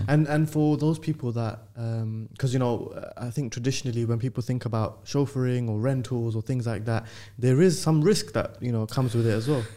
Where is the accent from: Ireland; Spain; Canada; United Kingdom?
United Kingdom; London; being from London